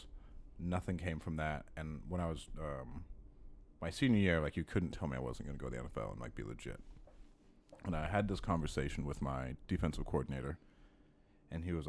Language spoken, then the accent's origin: English; Bluffdale, Utah, United States; I'm from Bluffdale, Utah. It was a really, really small town, like a stoplight. And I grew up there in the high school